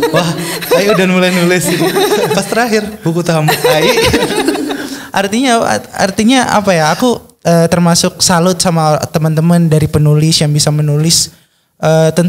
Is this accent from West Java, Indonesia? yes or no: yes; West Java, Indonesia; saya orang Jawa Barat nih, apakah di Jawa Barat ada FLP